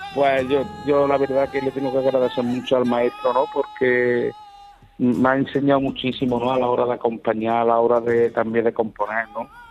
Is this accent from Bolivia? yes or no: no; Córdoba, Andalusia, Spain; soy de Córdoba